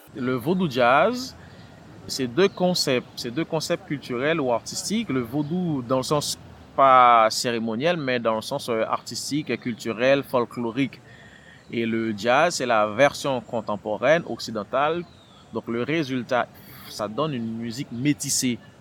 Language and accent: French; Port-au-Prince, Ouest, Haiti; moved away as an adult; also born or lived in France / Belgium / Quebec City, Canada; now in Montreal, Canada; Je suis né à Port-au-Prince. Euh, c'est là que ma carrière euh, artistique a commencé